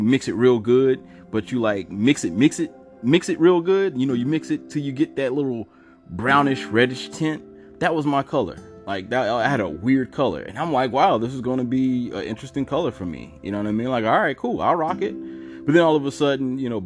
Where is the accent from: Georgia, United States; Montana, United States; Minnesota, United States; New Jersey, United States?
Georgia, United States; Savannah; also born or lived in New York / Atlanta; I'm from Georgia. I was born in New York, but I was raised in Georgia, Savannah